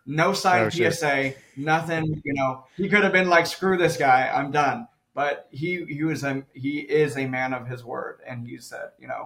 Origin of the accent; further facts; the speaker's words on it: Southern California, United States; I'm from Southern California, from the city